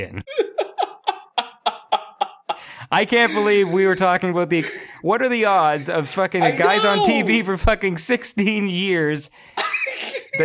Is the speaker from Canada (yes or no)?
yes; Canada; I say Zed because I'm Canadian